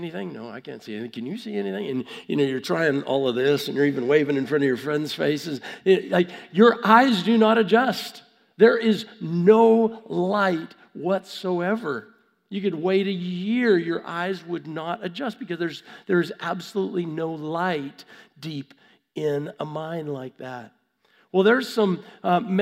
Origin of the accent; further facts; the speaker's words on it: Vancouver, British Columbia, Canada; I was born in Vancouver, Canada.